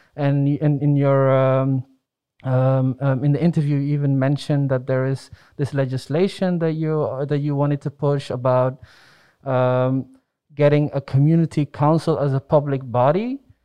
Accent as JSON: {"language": "English", "country": "Netherlands", "tie": "born or raised there", "said": "I grew up in the Netherlands"}